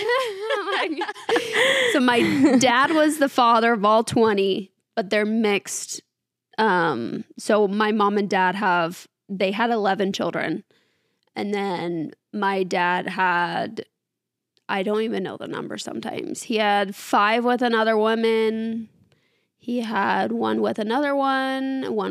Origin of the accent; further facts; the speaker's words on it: near Missoula, Montana, United States; moved away; So I am from Montana. I grew up, it's this little town about an hour outside of Missoula